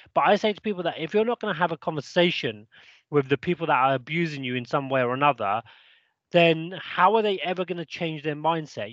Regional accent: Crawley, South East England, United Kingdom; now in Peak District, United Kingdom; I'm actually from Crawley, which is down south by Gatwick Airport, by London.

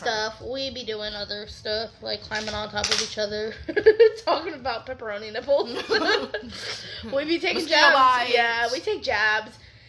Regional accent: Nebraska, United States; moved away as an adult; my husband and I are driving back home because we are originally from Nebraska, where he is located, mm-hmm. and we moved down here two and a half years ago.

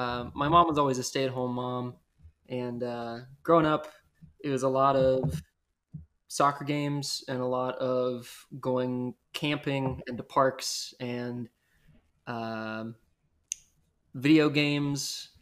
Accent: Beaver, West Virginia, United States; moved away; Beaver, West Virginia is my hometown, but no one knows where that is. So I usually say Beckley, West Virginia, but only a few more people know where that is.

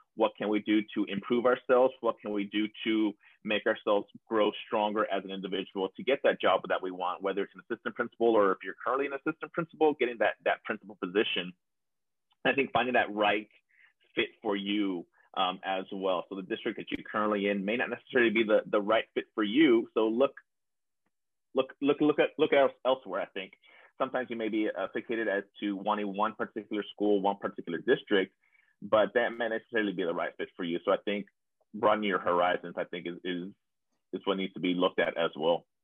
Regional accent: South Texas, United States; coming back to my hometown um, as an example to my students as well, a, a, little kid down here from, from South Texas

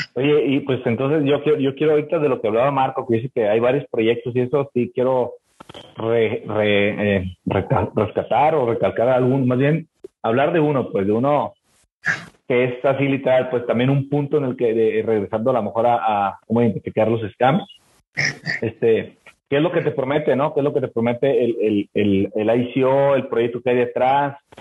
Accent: Mexico; nosotros como mexicanos

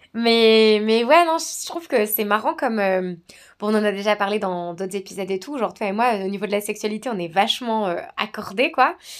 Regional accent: Savoie, Auvergne-Rhône-Alpes, France; moved away as an adult; also born or lived in Australia; now in New Zealand; je viens de Savoie en France

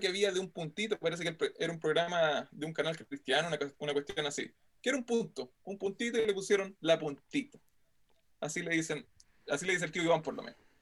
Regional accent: Santiago, Santiago Metropolitan Region, Chile; como buen santiaguino o como mal santiaguino

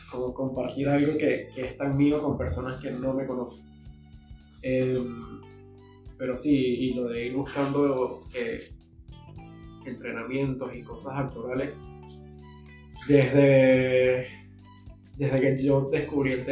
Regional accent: Venezuela; Y, y normalmente como venezolanos huimos a ese tipo de emociones.

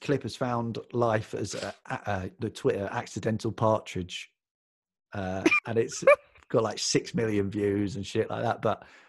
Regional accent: London, United Kingdom; I was reading The Guardian because I'm from London. I'm from South London.

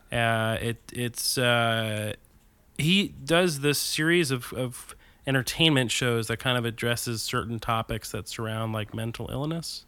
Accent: New Jersey, United States; I grew up in New Jersey

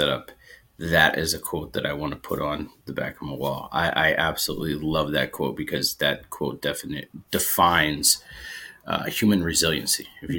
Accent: Erie, Pennsylvania, United States; moved away as an adult; also born or lived in Alaska; just moved from Alaska. I was there for almost five years. And I'm not, you know, and I grew up in Erie, Pennsylvania. And so I'm used to the snow

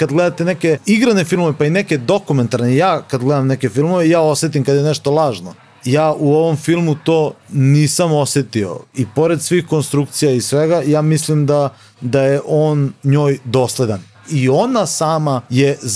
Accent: Novi Sad, Vojvodina, Serbia; mi smo nekako iz Novog Sada, nismo iz tog nekako centra dešavanja gdje se sve dešava u, u, u Srbiji u Beogradu.

